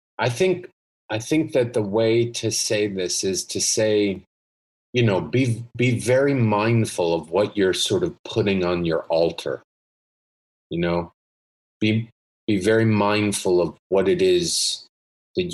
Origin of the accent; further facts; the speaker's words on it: New Jersey, United States; I'm from New Jersey